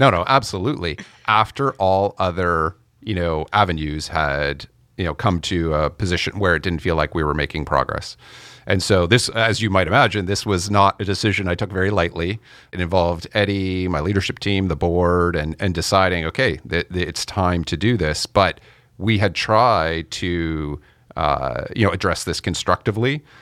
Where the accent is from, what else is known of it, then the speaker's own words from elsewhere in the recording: Canada; I'm Canadian